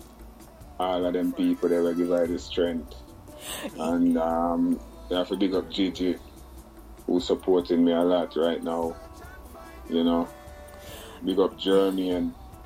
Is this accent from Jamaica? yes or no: yes; Snow Hill, Portland, Jamaica; I'm from Portland, from a place called Snow Hill.